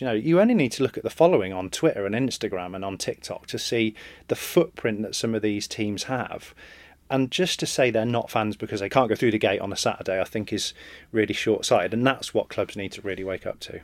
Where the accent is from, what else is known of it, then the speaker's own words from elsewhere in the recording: England, United Kingdom; as an Englishman, born and bred